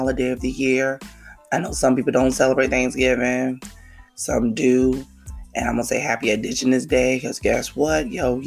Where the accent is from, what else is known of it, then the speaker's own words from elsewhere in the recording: New York City, New York, United States; now in New Jersey, United States; my hometown, KL, you know, New York City